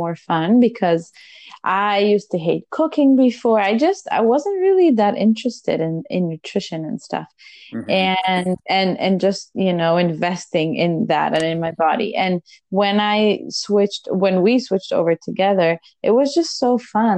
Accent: Israel; moved away; We're originally from Israel.

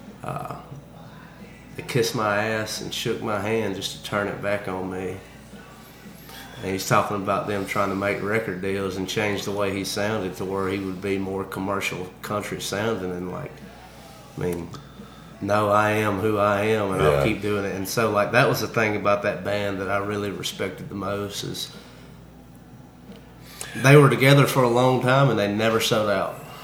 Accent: Alabama, United States; Alabama Saturday night when we was in high school

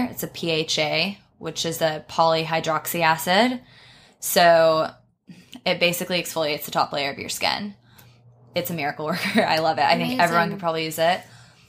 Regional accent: Texas, United States; accent: Texan; So like I'm from Texas. Obviously I'm American.

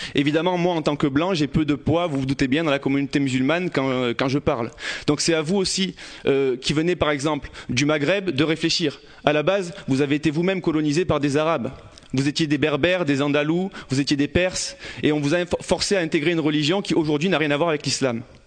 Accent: Marseille, Provence-Alpes-Côte d'Azur, France; J'ai grandi euh, à Campagne-l'Évêque, dans les quartiers nord de Marseille.

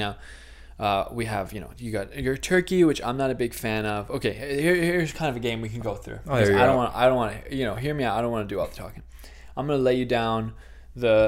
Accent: Rhode Island, United States; moved away; we both are from Rhode Island

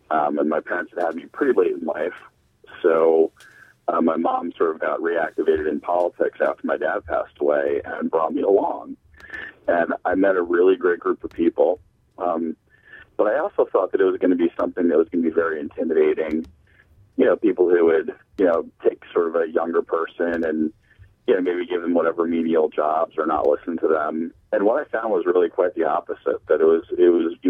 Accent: New Jersey, United States; moved away as an adult; also born or lived in St. Louis, Missouri; now in Alexandria, Virginia, United States; I'm born in New Jersey.

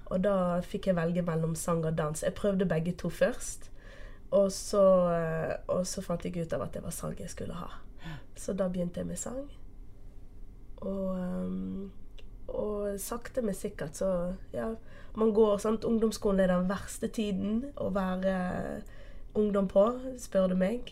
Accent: Portugal; accent: Bergen; first language Portuguese; Norwegian is a second language; also born or lived in Bergen, Norway; now in Norway; det er portugisisk som er ja, mm. Som er morsmålet mitt. Ja. Jeg er opprinnelig fra Portugal.

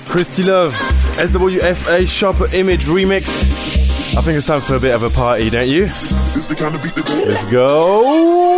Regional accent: Rennes, Brittany, France; moved away; my hometown Rennes

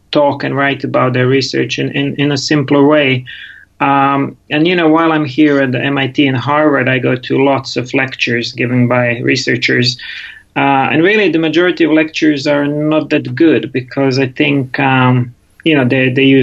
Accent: Rijeka, Primorje-Gorski Kotar County, Croatia; born there; English is a second language; also born or lived in England; So um, I was born in Rijeka in Croatia, so next door to you guys.

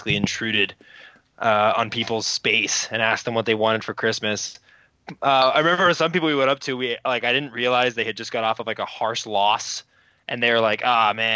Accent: California, United States; now in Arizona, United States; I was born in California

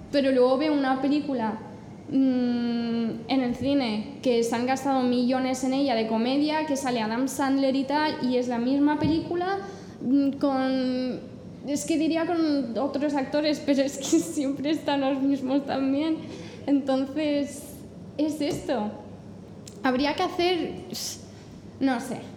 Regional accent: England, United Kingdom; Spanish is a second language; Además, yo soy inglesa y, a mí el, mi humor, el que más me gusta es el británico, que es súper seco

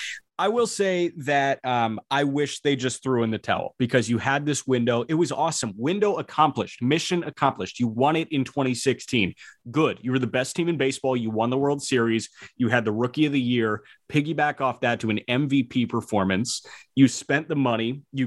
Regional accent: Chicago, Illinois, United States; a team that, you know, was in my hometown

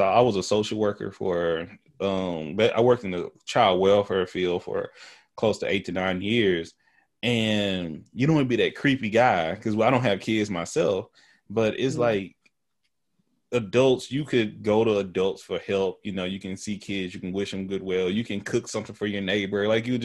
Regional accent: Tyler, Texas, United States; accent: country; also born or lived in Houston; I'm country. I'm from Texas. I use ain't

